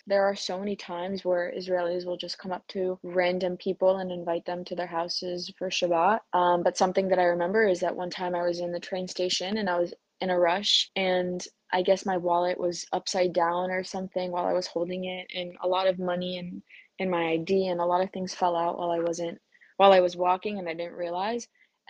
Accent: Florida, United States; I'm from Florida.

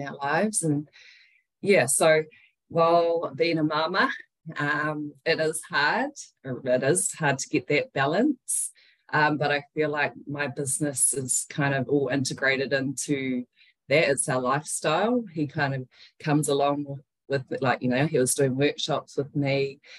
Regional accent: Wellington, New Zealand; moved away as an adult; now in Tauranga, New Zealand; we were raised in Wellington uh, with her. And then I'm currently living in Tauranga.

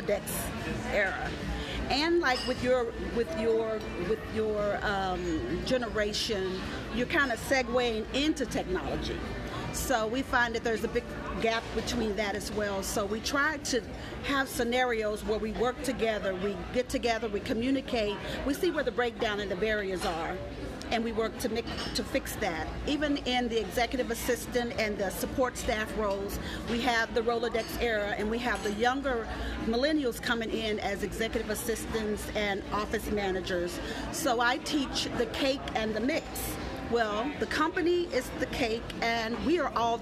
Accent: Tulsa, Oklahoma, United States; now in Dallas, United States; I'm from Tulsa, Oklahoma, but I live in Dallas, Texas.

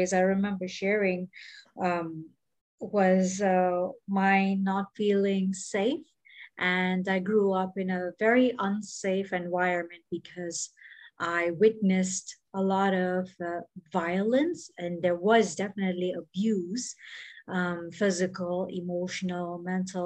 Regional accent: Bahrain; moved away; also born or lived in Mumbai, India; even when I was growing up in Bahrain and when I was in Mumbai

